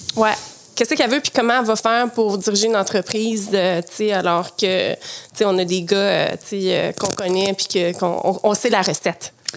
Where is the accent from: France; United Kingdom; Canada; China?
Canada; Quebec City, Quebec; moved away; also born or lived in Montreal; j'ai grandi à Québec, donc ah mon passé de nage synchronisée s'est fait à Québec.